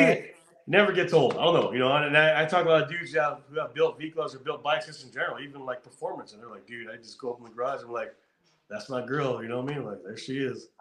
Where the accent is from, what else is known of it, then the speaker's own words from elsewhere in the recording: California, United States; I'm from California. I know how it is here.